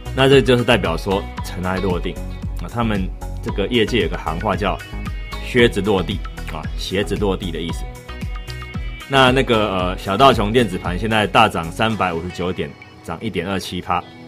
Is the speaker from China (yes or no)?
no; Taiwan; 虽然我台湾人